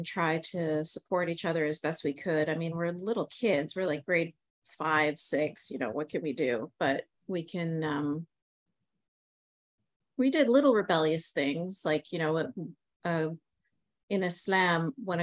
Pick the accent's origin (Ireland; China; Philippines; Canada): Canada; I'm born and raised in Canada